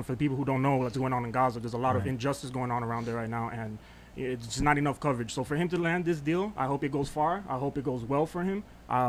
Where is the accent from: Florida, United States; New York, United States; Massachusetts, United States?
Florida, United States; Miami; but we're from Miami. You send a Cuban up there?